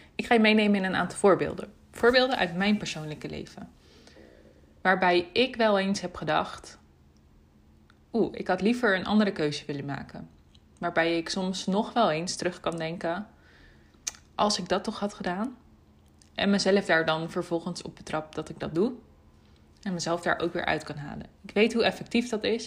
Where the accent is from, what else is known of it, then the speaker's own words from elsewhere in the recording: Almere, Flevoland, Netherlands; hier bij ons in Almere. In de buurt van waar mijn ouders wonen, waar ik ben opgegroeid